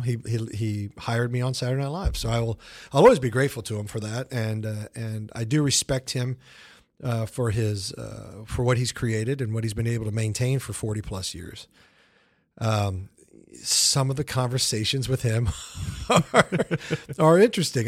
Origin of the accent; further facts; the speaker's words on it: Kansas City, United States; moved away; Kansas City is a great town. It's my hometown